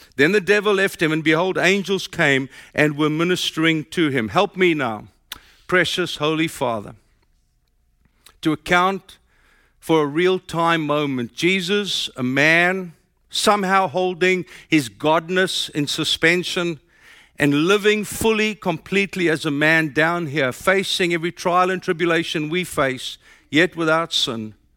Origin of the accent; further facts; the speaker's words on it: South Africa; moved away as an adult; now in United States; My accent tells you I'm from South Africa.